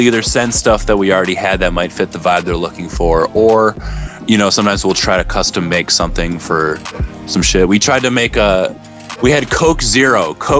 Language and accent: English; Minneapolis, Minnesota, United States; moved away as an adult; also born or lived in St. Louis; I'm from Minneapolis. I grew up in Minneapolis